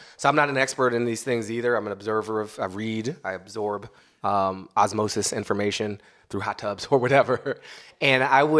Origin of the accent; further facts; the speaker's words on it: United States; I'm an American